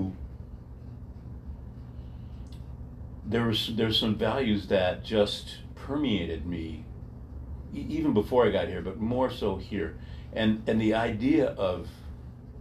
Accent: Royal Oak, Michigan, United States; I grew up in Royal Oak

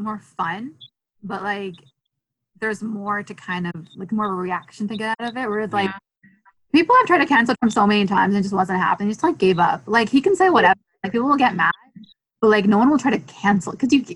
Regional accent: Canada; I'm from Canada.

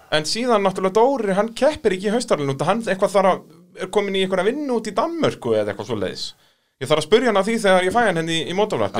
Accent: Iceland; við Íslendingar

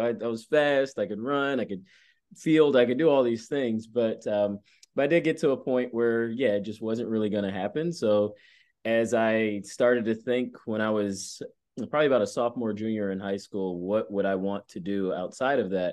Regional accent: Atlanta, Georgia, United States; moved away; growing up in Atlanta

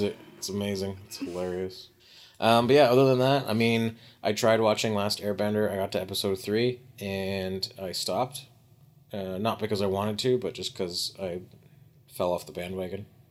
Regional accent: Canada; we're all just Canadian.

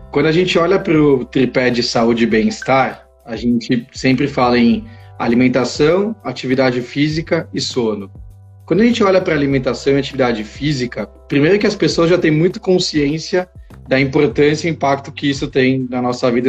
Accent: Israel; born there; eu nasci em Israel, é, meus pais são brasileiros, mas casaram e resolveram é, ir morar uns anos lá, e, e aí eu nasci

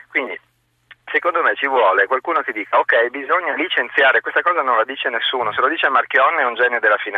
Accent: Veneto, Italy; io mm, sono veneto e mm, qui vicino abbiamo Friuli e Trentino

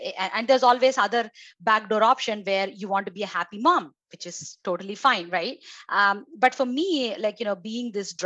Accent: India; moved away as an adult; now in United States; my background and where I grew up is in India

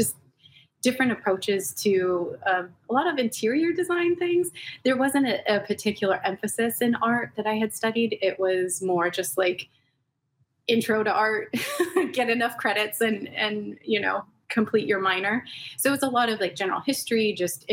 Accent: Los Angeles, California, United States; I grew up in Southern California, born and raised. I'm one of the rare native Angelenos, but in the San Gabriel Valley.

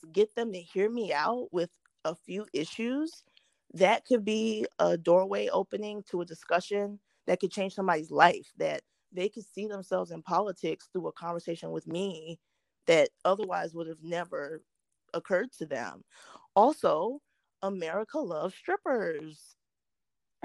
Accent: South Carolina, United States; I'm from South Carolina

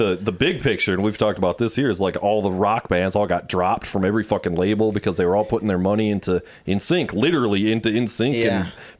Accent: Muskegon, Michigan, United States; now in Grand Rapids, United States; But we grew up in Muskegon, so I wasn't here in Grand Rapids

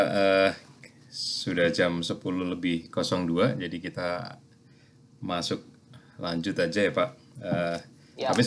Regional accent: Klaten, Central Java, Indonesia; jadi kita ya. ini sama-sama coklat ya, cowok Klaten.

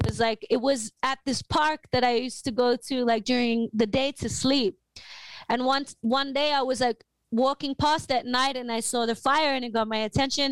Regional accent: Australia; I'm from Australia

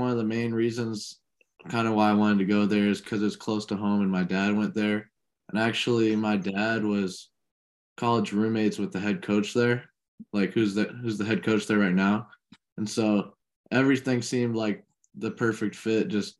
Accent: Normal, Illinois, United States; Well, so in normal Illinois is Illinois Wesleyan.

